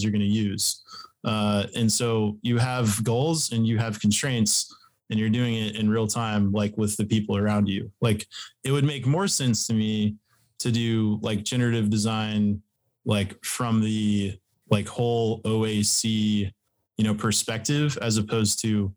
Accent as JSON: {"language": "English", "region": "Texas", "country": "United States", "said": "I am from Texas."}